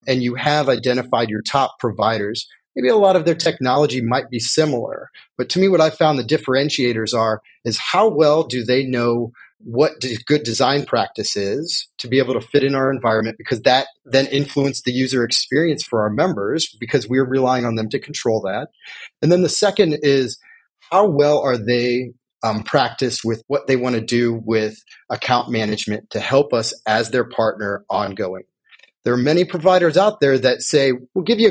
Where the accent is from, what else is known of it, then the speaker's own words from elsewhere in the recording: Indiana, United States; now in California, United States; I'm originally from Indiana